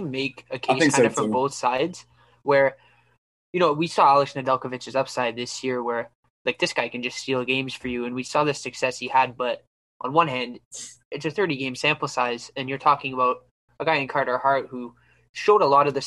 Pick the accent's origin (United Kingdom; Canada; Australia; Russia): Canada; Ottawa, Ontario; I'm from Ottawa